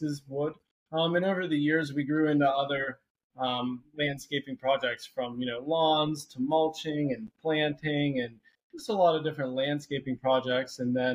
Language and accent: English; Jefferson Hills, Pennsylvania, United States; We grew up in Jefferson Hills